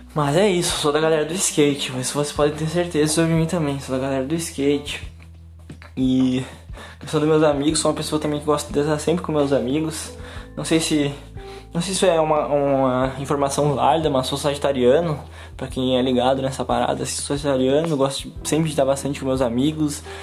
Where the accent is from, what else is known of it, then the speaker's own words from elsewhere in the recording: São Gabriel, Rio Grande do Sul, Brazil; now in Santa Maria, Brazil; eu moro em Santa Maria atualmente, mas fui nascido e criado em São Gabriel